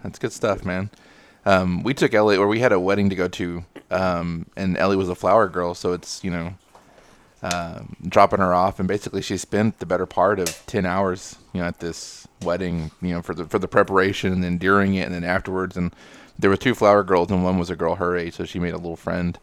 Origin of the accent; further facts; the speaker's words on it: Texas, United States; I'm from Texas